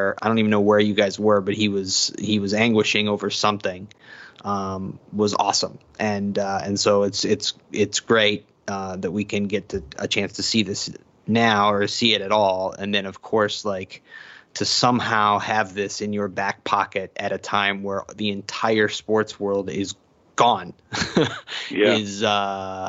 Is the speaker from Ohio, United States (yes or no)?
yes; Cleveland, Ohio, United States; I grew up in Cleveland